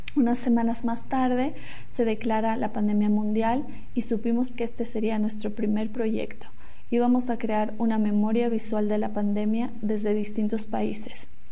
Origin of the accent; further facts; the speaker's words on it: La Paz, Bolivia; moved away as an adult; soy boliviana, fotógrafa documental y a pesar de haber vivido muchos años fuera, hoy me toca vivir la pandemia desde la ciudad donde nací, que es La Paz